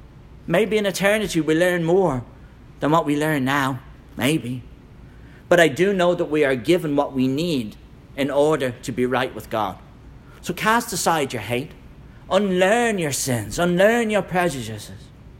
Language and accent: English; Ireland; As you know, I'm from Ireland. If you want to know about a dangerous church split, go to Ireland.